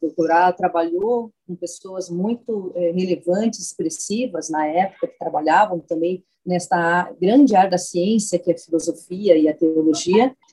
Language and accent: Portuguese; Porto Alegre, Rio Grande do Sul, Brazil; Eu sou do Rio Grande do Sul, sou de Porto Alegre